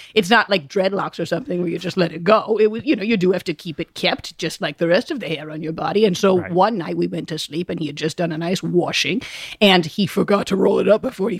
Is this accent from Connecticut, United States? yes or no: yes; Rowayton, Connecticut, United States; I'm from Rowayton, Connecticut.